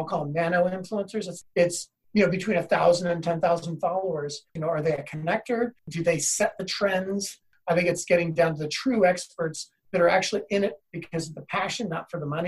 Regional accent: Seattle, Washington, United States; I grew up in Seattle

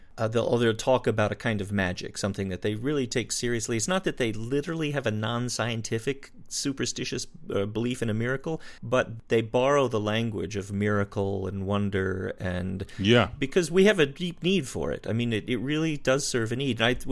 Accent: Wyoming, United States; I grew up in Wyoming, a little bit more out there, there in the sticks.

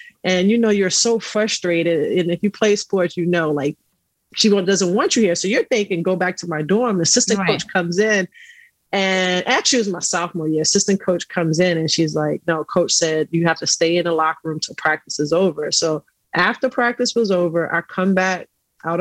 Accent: New York City, New York, United States; I grew up in Astoria housing projects

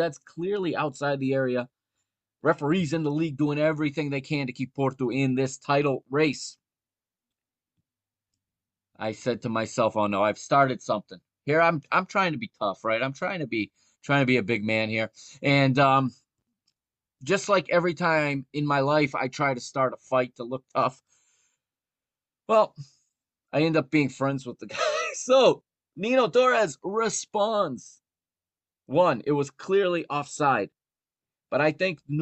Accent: United States; I grew up here in the United States

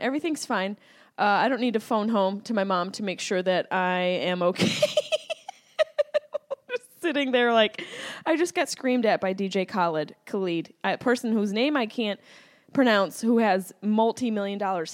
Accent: Syracuse, New York, United States; now in Los Angeles, United States; Yes, I'm from Syracuse, New York

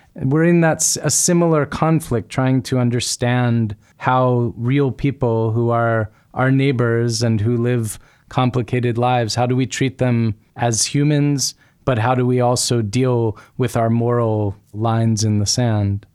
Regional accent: United States; when I grew up in America, my childhood in my household

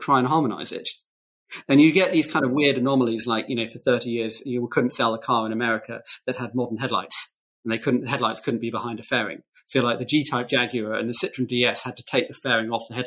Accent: United Kingdom; I'm British.

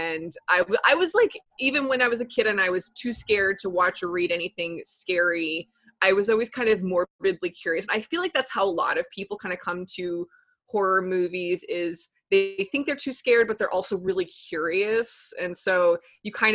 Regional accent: Texas, United States; now in Brooklyn, United States; I'm originally from Texas

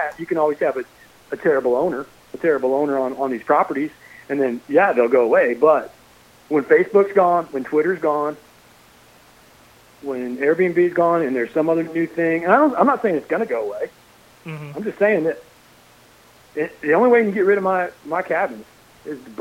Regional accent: Nebraska, United States; moved away; I grew up in Nebraska

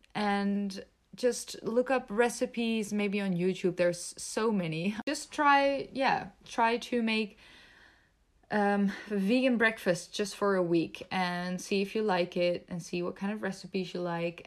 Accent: Netherlands; also born or lived in Belgium; I was born and raised in the Netherlands

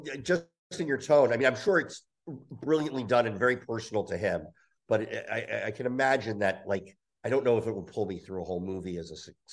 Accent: New Jersey, United States; I'm from New Jersey

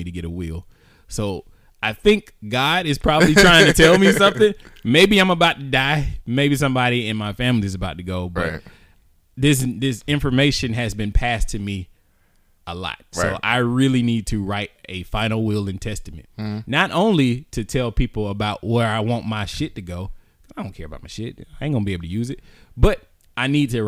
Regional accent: United States; I'm a black American

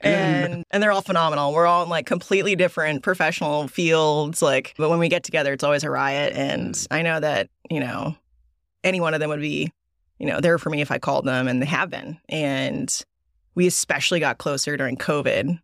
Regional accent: Dallas, Texas, United States; also born or lived in Korea / Seoul; I grew up in Dallas since, like, two thousand

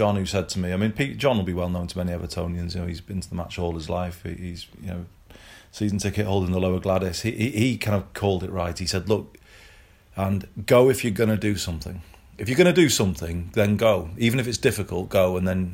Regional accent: Greater Manchester, North West England, United Kingdom; also born or lived in Liverpool / Formby; I was born in Liverpool, but age one, we left Formby and my dad got a job in Manchester. So I grew up in the area where I'm talking to you now

